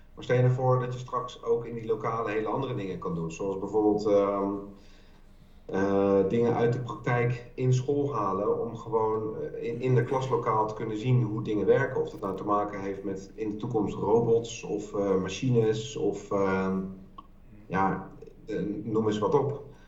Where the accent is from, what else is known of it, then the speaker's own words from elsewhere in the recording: The Hague, South Holland, Netherlands; moved away; Ik kom uit Den Haag, en ik heb daar heel lang gewerkt voor de Haagse Hogeschool